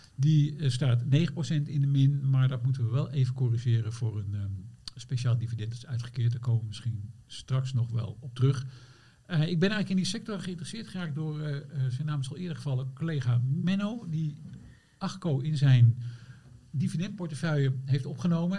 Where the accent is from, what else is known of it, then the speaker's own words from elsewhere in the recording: eastern Netherlands, Netherlands; now in Amsterdam, Netherlands; ik kom oorspronkelijk uit het oosten van het land.